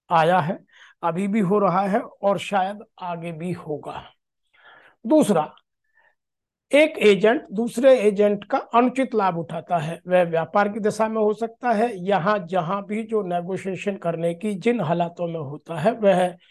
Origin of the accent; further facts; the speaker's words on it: Uttar Pradesh, India; मैं उत्तर प्रदेश का रहने वाला हूं